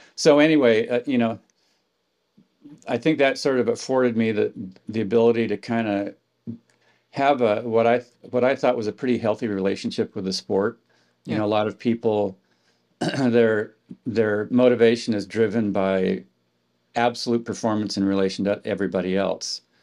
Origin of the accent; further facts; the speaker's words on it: Palo Alto, California, United States; I grew up in Palo Alto, right across the street from Stanford University